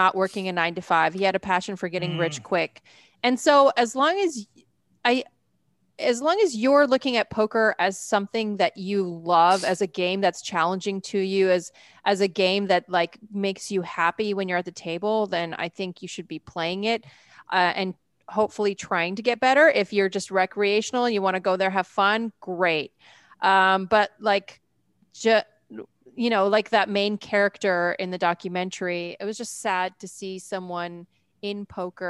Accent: Edmonton, Alberta, Canada; now in United States; I grew up in Edmonton

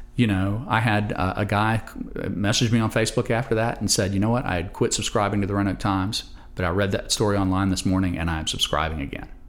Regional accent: Roanoke, Virginia, United States; I'm a native Roanoke-er

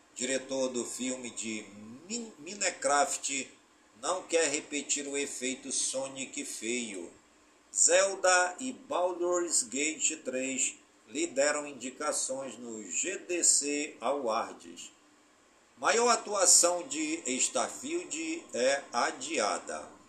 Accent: Careiro da Várzea, Amazonas, Brazil; em todas as comunidades do Careiro da Vaz, minha cidade natal

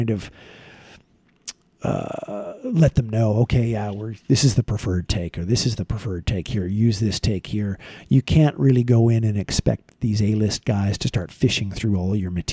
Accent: Vancouver, British Columbia, Canada; I grew up in Vancouver, British Columbia

